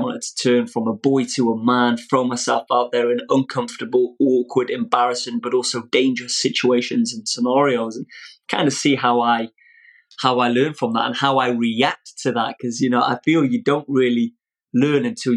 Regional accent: Old Colwyn, Wales, United Kingdom; I was raised in Old Colwyn

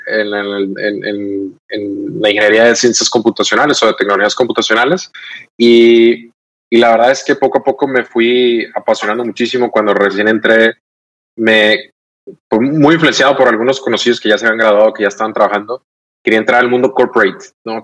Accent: Los Mochis, Sinaloa, Mexico; now in Monterrey, Mexico; soy regio adoptado. Vivo en mm. Monterrey desde, desde hace ya cerca de 15 años. Em, eh, pero soy de Sinaloa, soy de los Boches, Sinaloa.

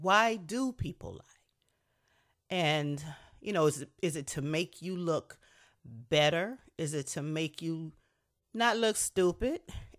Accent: Niagara Falls, New York, United States; We grew up in Niagara Falls, New York. So 5 years old in Niagara Falls, New York, playing outside our apartment on 22nd Street.

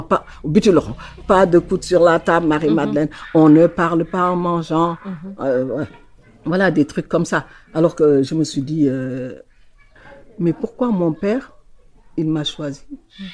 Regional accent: Saint-Louis, Senegal; born or raised there

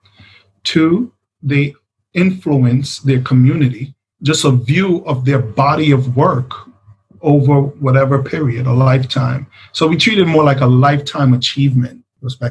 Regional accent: Jamaica; the background of being Jamaican

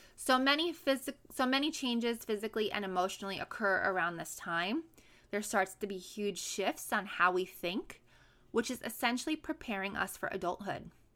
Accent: New York City, New York, United States; moved away as an adult; also born or lived in San Diego; my hometown where I was born and raised in Brooklyn, New York

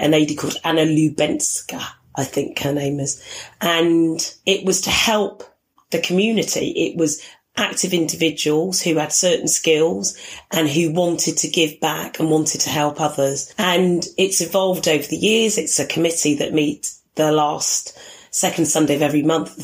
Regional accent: Gloucestershire, South West England, United Kingdom; also born or lived in Tooting, London; now in London, United Kingdom; I was brought up in Gloucestershire

